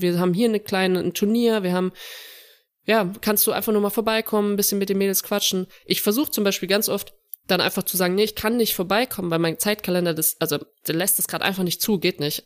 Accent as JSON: {"language": "German", "town": "Saarbrücken", "region": "Saarland", "country": "Germany", "tie": "born or raised there", "moved": "yes", "said": "ich bin in Saarbrücken auch groß geworden"}